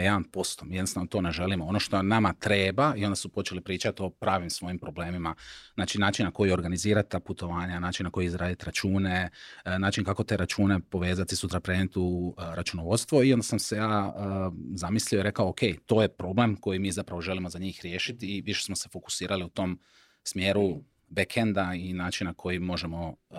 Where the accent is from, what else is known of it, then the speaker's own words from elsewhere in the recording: Šibenik, Šibenik-Knin County, Croatia; ja sam iz Šibenika